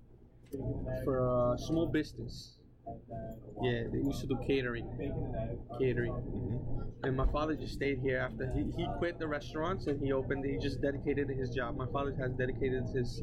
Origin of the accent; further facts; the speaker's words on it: United States; I was born here